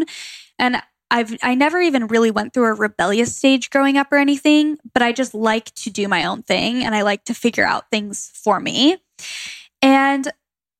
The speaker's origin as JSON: {"language": "English", "town": "Gilbert", "region": "Arizona", "country": "United States", "tie": "born or raised there", "also_born_or_lived": "Phoenix, Arizona", "moved": "as an adult", "lives_now": "Los Angeles, United States", "said": "Where I grew up in Gilbert, Arizona, it was so common to be Mormon"}